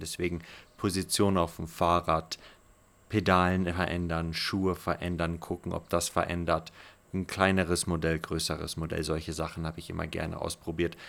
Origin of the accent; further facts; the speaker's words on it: Omaruru, Erongo, Namibia; also born or lived in Otjiwarongo / South Africa / Europe; ich bin geborener Namibianer, im Nachbarort Ochiwarongo geboren, in Omaruru aufgewachsen